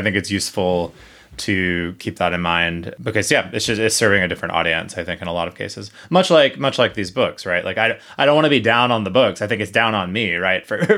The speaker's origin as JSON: {"language": "English", "region": "South Carolina", "country": "United States", "tie": "born or raised there", "said": "I definitely had no models of what queerness looked like, romantic or just people or otherwise, in my hometown. So running into one of these, in any of these books in the library, would have been fantastic in that regard, even if sort of unlikely in South Carolina."}